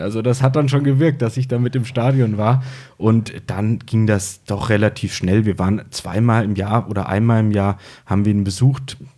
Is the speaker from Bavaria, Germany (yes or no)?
no; Fulda, Hesse, Germany; accent: Franconian; moved away as an adult; now in Würzburg, Germany; Ich komme gebürtig aus Fulda, nee, Fulda, also zwischen Frankfurt und Kassel bin seit zehn Jahren in Würzburg